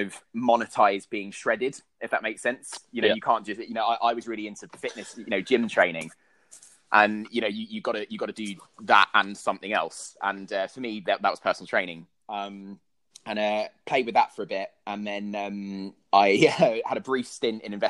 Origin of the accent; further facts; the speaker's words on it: London, United Kingdom; I grew up in South East London